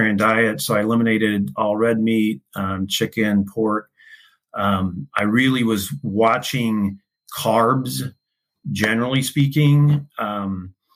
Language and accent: English; Indianapolis, Indiana, United States; moved away as an adult; also born or lived in Illinois; I grew up in Indianapolis. I was one of four sons. My mom and dad raised us in Indianapolis